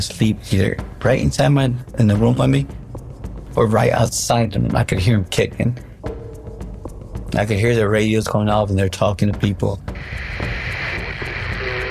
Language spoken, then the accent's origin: English; Chicago, Illinois, United States; I'm from Chicago.